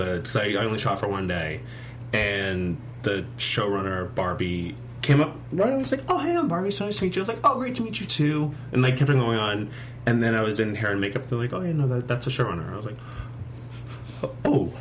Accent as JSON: {"language": "English", "town": "Boston", "region": "Massachusetts", "country": "United States", "moved": "yes", "said": "I'm from Boston, or outside of Boston, but when I was still on the East Coast"}